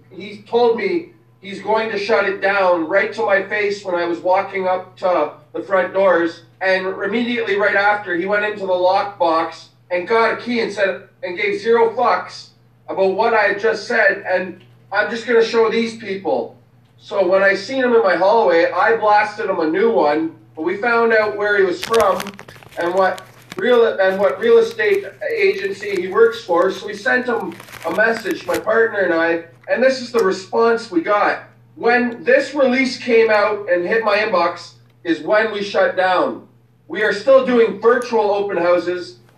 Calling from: Guelph, Ontario, Canada; yeah, I'm … from Guelph, Ontario here.

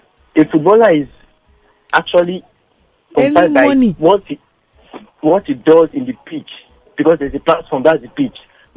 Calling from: Ojo, Lagos, Nigeria; I'm calling from Ojo.

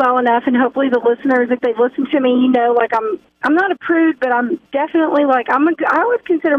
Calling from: Rogers, Arkansas, United States; Good morning. It's Dana calling from Rogers this morning.

